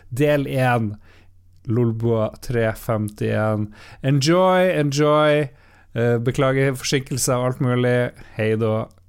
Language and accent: Norwegian; Northern Norway, Norway; Her i Nord-Norge, vi holder jo på sterkt